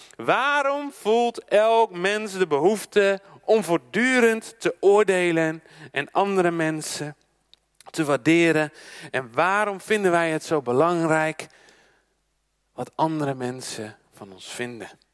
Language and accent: Dutch; Netherlands; Als Nederlanders, we zijn een schaatsland